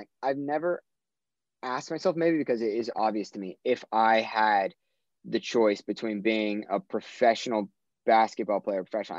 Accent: Orange County, California, United States; moved away; I grew up in Orange County

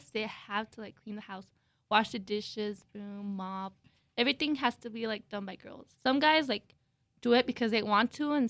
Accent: Chihuahua, Mexico; also born or lived in Florida; now in New Mexico, United States; I was actually born in Florida, but I grew up in Chihuahua, Mexico

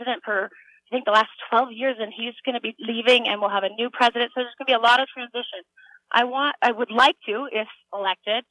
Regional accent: United States; I am an American

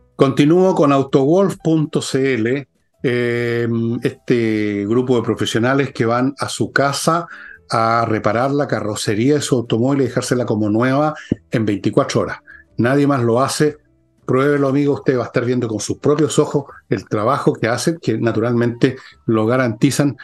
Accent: Chile; así somos los chilenos

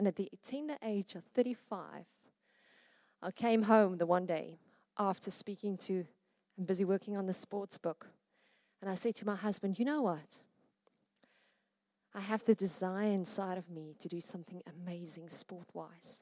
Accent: Witbank, Mpumalanga, South Africa; now in Pretoria, South Africa; I was born in Witbank.

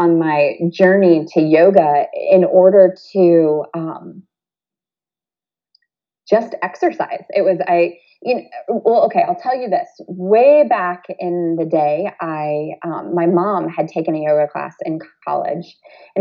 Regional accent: Toledo, Ohio, United States; growing up in Toledo, Ohio in the, you know, the early 80s

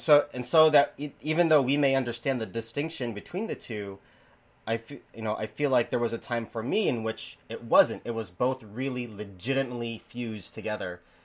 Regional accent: the Bible Belt, United States; as an American, as someone who grew up in in the Bible Belt

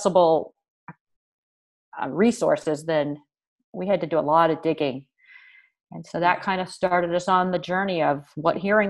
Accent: California, United States; moved away as an adult; also born or lived in Cleveland; As much as I'm from California

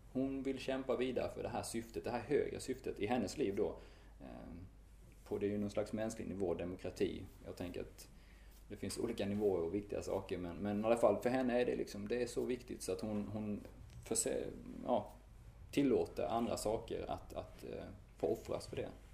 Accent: Strömsnäsbruk, Kronoberg County, Sweden; also born or lived in Sri Lanka / Lund; now in Malmö, Sweden; jag är uppvuxen i Strömsnäs bruk. Det ligger en bit norr om, om Örkelljunga.

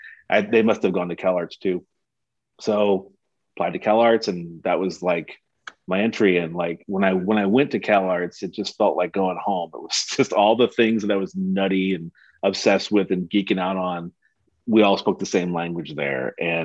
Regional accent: St. Louis, Missouri, United States; I'm from St. Louis. I'm from the Midwest.

